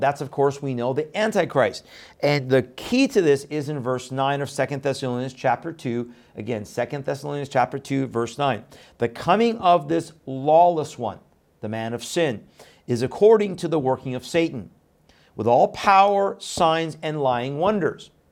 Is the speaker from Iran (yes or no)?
yes; Iran; moved away; I was born in Iran